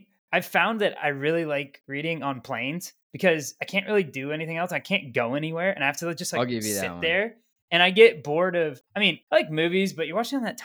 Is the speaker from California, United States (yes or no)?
no; Hawaii, United States; I'm Hawaiian